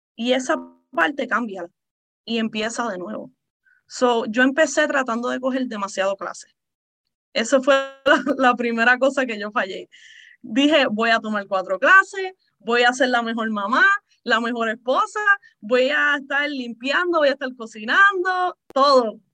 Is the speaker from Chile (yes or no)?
no; Puerto Rico; also born or lived in Texas; now in Maryland, United States; yo originalmente soy de Puerto Rico. Uh, mis padres son de ahí.